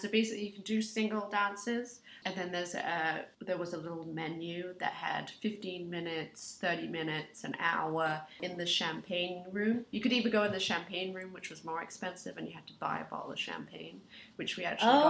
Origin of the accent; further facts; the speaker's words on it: England, United Kingdom; moved away as an adult; I have a bit of an accent because I'm from England originally, and I moved here 5 or 6 years ago